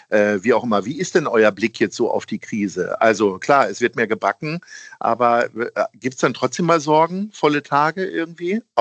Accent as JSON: {"language": "German", "town": "Hanover", "region": "Lower Saxony", "country": "Germany", "said": "ich als also, Hannoveraner"}